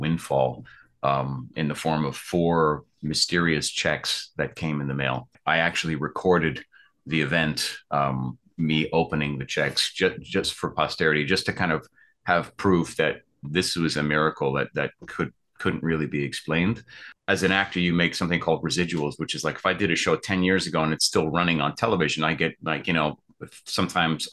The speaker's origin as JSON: {"language": "English", "region": "New York", "country": "United States", "moved": "as an adult", "lives_now": "Los Angeles, United States", "said": "I'm from New York originally. I moved out here in 2010 to Los Angeles, where I'm based currently."}